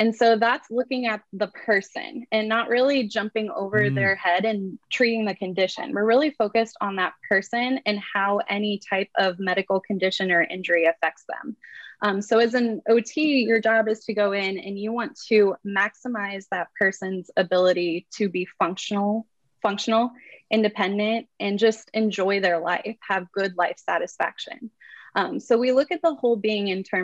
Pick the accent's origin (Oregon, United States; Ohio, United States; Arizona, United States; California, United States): Ohio, United States; Dayton; I am originally from Dayton, Ohio